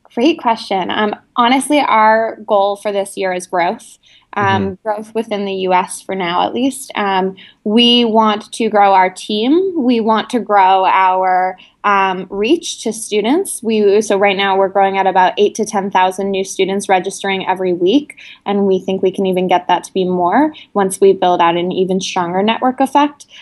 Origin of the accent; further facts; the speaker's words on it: New York City, New York, United States; also born or lived in India; I'm from New York City originally